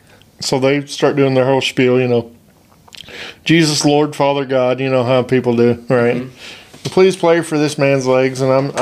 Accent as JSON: {"language": "English", "town": "Owensboro", "region": "Kentucky", "country": "United States", "tie": "born or raised there", "said": "So that's why I was born in Owensboro."}